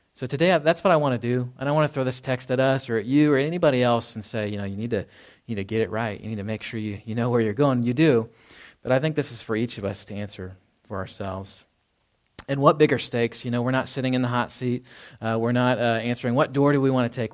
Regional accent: Dallas, Texas, United States; moved away; growing up in Dallas, Fort Worth.

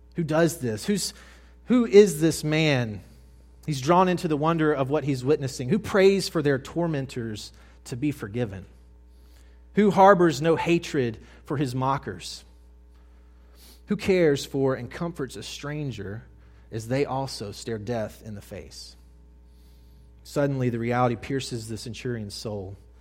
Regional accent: Mississippi, United States; I moved from North Mississippi to South Mississippi as a high school boy

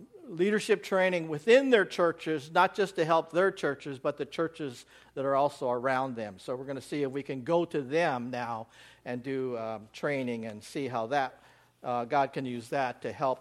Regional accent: United States; moved away as an adult; now in Kuala Lumpur, Malaysia; I'm an American

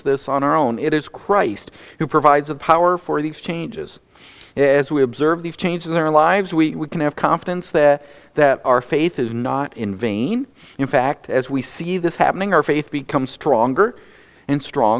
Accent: North Dakota, United States; moved away; I grew up in North Dakota

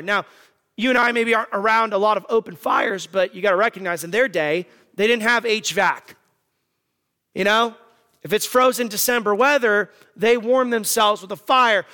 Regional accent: Arizona, United States; moved away; I'm from Arizona

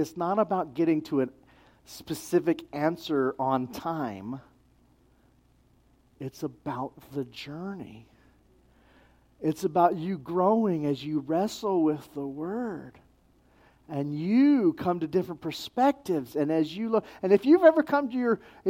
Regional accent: New Mexico, United States; I'm from New Mexico

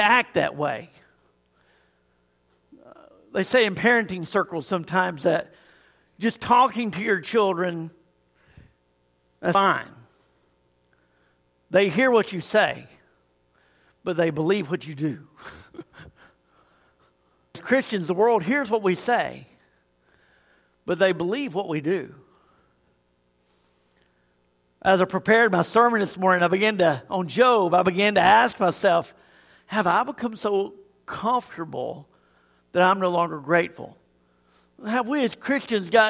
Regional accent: Tuscaloosa, Alabama, United States; also born or lived in Auburn, Alabama; I grew up in Tuscaloosa

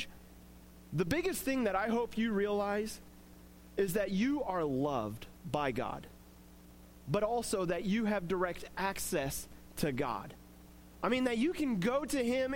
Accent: Coffeyville, Kansas, United States; growing up in Coffeyville

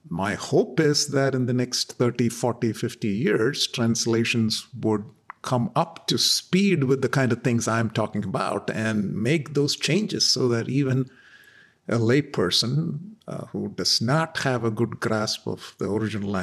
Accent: southwestern coast of India, Kerala, India; first language Malayalam; English is a second language; now in Dallas, United States; my mother tongue, Malayalam, which is spoken on the southwestern coast of India by a few million people

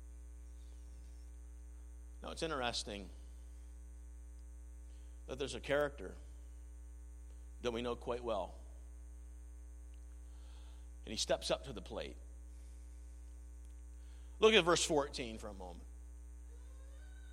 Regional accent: Lockeport, Nova Scotia, Canada; Growing up in Lockport, Nova Scotia

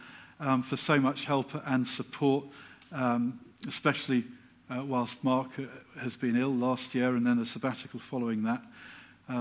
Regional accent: Silsoe, East of England, United Kingdom; now in Letchworth, United Kingdom; I'm actually a fairly local lad. I was brought up in Silso as a child just down the road

